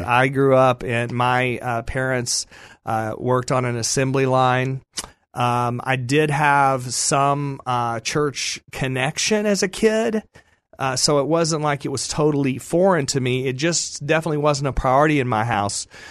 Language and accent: English; Dallas, Texas, United States; I grew up in the Dallas area